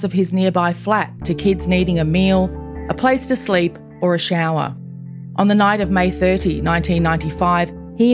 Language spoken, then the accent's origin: English; Toowoomba, Queensland, Australia; my hometown of Toowoomba in Queensland